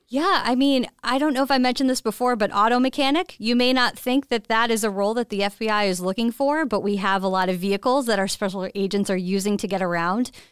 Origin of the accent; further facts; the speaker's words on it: Westchester County, New York, United States; moved away as an adult; also born or lived in Boston; I am from Westchester County, New York, born and raised there